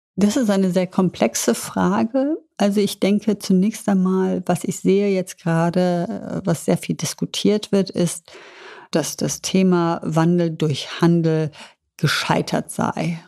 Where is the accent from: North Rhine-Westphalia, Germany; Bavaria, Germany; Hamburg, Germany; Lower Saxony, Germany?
North Rhine-Westphalia, Germany; Düsseldorf; bin ich ein Düsseldorfer Mädchen und das hat mich natürlich auch sehr geprägt